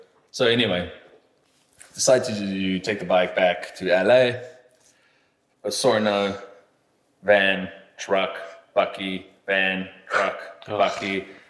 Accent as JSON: {"language": "English", "region": "England", "country": "United Kingdom", "said": "album that he played for me because I'm English."}